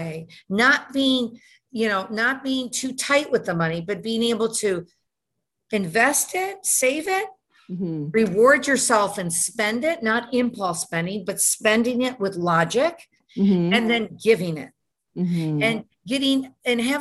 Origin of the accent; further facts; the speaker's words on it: Detroit, Michigan, United States; moved away; also born or lived in Houston; I was born and raised in Detroit.